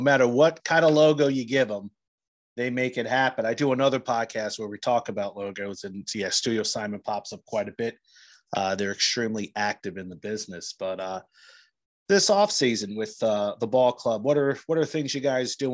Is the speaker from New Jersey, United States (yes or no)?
yes; New Jersey, United States; growing up in New Jersey, we had three ballparks, Trenton, Camden, and Somerset.